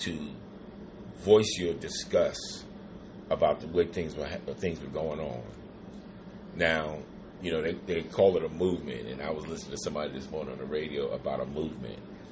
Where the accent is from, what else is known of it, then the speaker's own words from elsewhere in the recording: New York, United States; moved away; I'm from New York